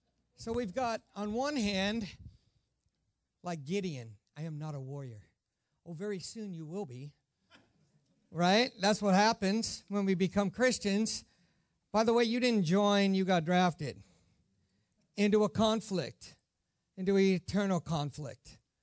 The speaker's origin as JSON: {"language": "English", "country": "Ireland", "said": "I am Irish, so I didn't wear any green because I'm actually exempt being Irish"}